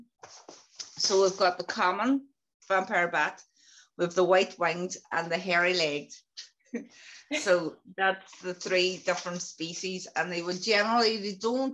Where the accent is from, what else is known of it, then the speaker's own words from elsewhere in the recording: County Donegal, Ireland; now in Derry, United Kingdom; I'm originally from Donegal in the Republic of Ireland, but I'm now I live in a place called Derry, or Londonderry to some as well, that is in Northern Ireland